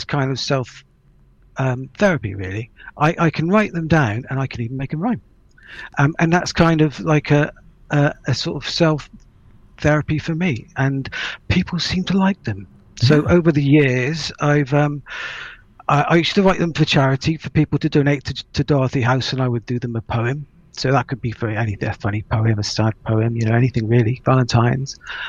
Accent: Melksham, South West England, United Kingdom; also born or lived in Trowbridge; I grew up in Melksham, which is just further down the road. So I'm very local.

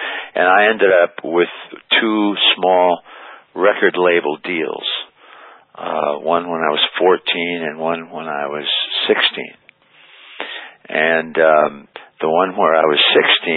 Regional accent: South Bend, Indiana, United States; also born or lived in Dayton, Ohio / Niles, Michigan; now in Cedar Grove, United States; I was born in Dayton, Ohio. And my father was in the hotel business, managed a hotel there. We weren't there very long. Moved to South Bend, Indiana when I was, like 1 year old, years old. And sort of vacillated between South Bend and Niles, Michigan

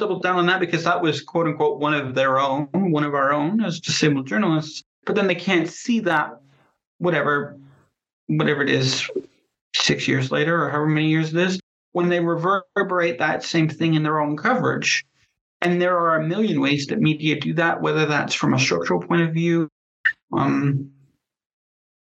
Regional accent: Canada; I am Canadian

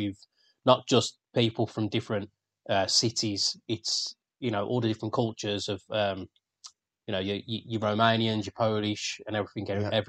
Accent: Birmingham, West Midlands, United Kingdom; accent: Brummie; they can tell I'm a Brummie, but it's not as thick as most of us

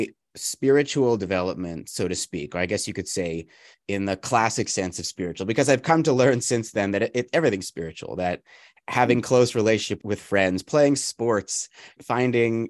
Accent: Calgary, Alberta, Canada; I was raised in the Jewish community in Calgary, Alberta, which is in Canada

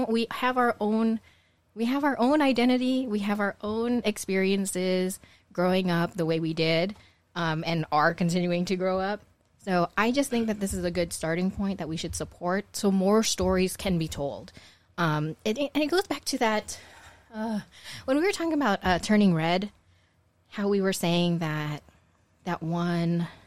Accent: Philippines; I don't feel obligated to watch it because I'm Filipino.

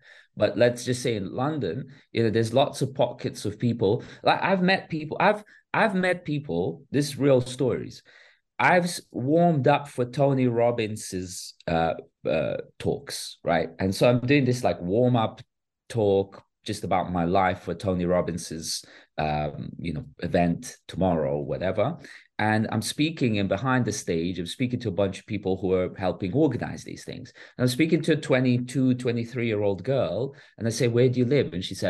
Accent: Bosnia & Herzegovina; moved away; I'm a refugee from Bosnia. Yeah. So I've lived through 3 years of war.

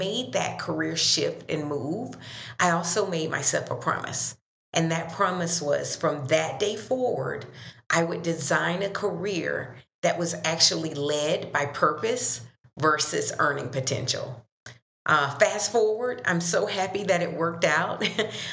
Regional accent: Dothan, Alabama, United States; moved away as an adult; also born or lived in Minneapolis; I'm originally from the South, Dothan, Alabama, so a Southern girl

